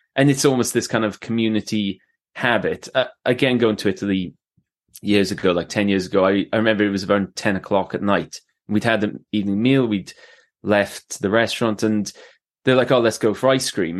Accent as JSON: {"language": "English", "town": "Swansea", "region": "Wales", "country": "United Kingdom", "tie": "born or raised there", "also_born_or_lived": "Canada / England", "moved": "yes", "said": "my mum's, uh, Welsh, uh, so, uh, I was born in Swansea. I've lived in, uh, Canada, I've lived in England, uh, and I've travelled a lot, but, yeah, I s, I s, live in Swansea now"}